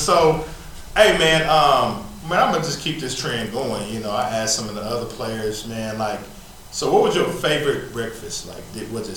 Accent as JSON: {"language": "English", "town": "Oklahoma City", "region": "Oklahoma", "country": "United States", "said": "I'm from Oklahoma City"}